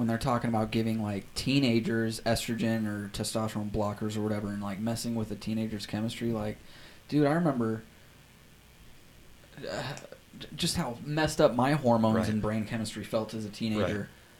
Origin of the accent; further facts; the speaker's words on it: Loveland, Colorado, United States; moved away; Since I went back to Colorado, my hometown, even Loveland, it was insane. I grew up there.